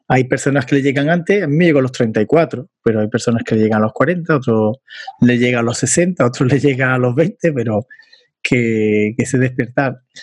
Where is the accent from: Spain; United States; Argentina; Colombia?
Spain; Andalusia; accent: Andalusian; En mi inglés, como andaluz, tengo que perfilarlo todavía ese inglés andaluz que tengo